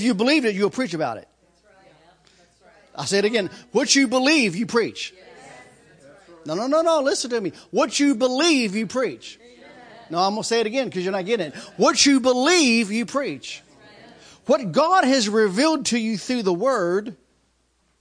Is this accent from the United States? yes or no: yes; United States; I'm American